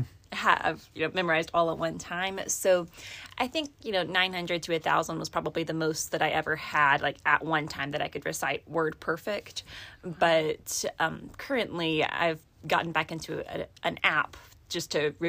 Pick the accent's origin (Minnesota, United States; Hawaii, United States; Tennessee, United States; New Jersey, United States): Tennessee, United States; I was coming from Tennessee